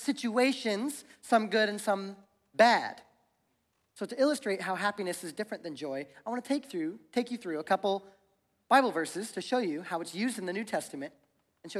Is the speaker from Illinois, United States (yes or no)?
no; Ohio, United States; moved away as an adult; now in Spokane, United States; I grew up in Ohio. I've been here for about 8 years, but growing up in Ohio, I literally learned how to drive in the snow and in the ice